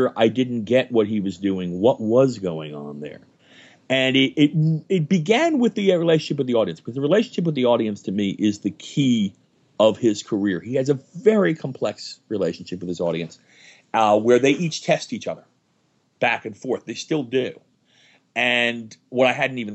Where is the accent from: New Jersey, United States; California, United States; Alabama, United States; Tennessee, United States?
New Jersey, United States; Jersey City; I grew up in New Jersey in the 1970s